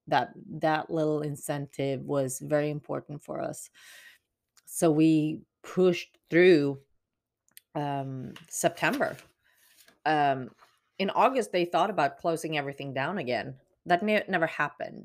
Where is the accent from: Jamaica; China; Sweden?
Sweden; now in Texas, United States; especially for me as a Swede being quote unquote, used to it. Um, I had a lot of advantages of growing up in Sweden